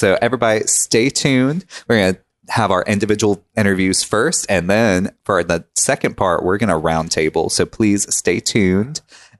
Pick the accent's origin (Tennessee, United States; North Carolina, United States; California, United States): Tennessee, United States; I've never lived outside of Tennessee my entire life.